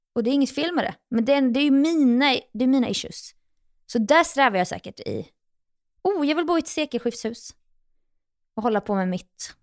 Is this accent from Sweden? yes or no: yes; Jönköping, Jönköping County, Sweden; moved away as an adult; also born or lived in New York; now in Stockholm, Sweden; mina egna gamla fotspår hemma i Jönköping.